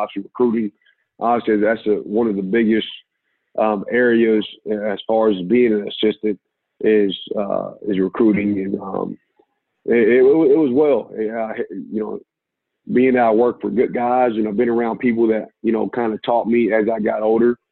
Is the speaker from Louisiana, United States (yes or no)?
no; Indianapolis, Indiana, United States; moved away as an adult; now in Toledo, United States; I'm from Indianapolis